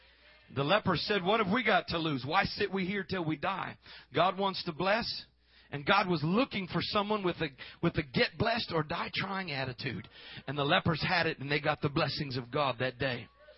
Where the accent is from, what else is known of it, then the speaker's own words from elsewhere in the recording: Missouri, United States; I'm from Missouri. I'm from the show me state.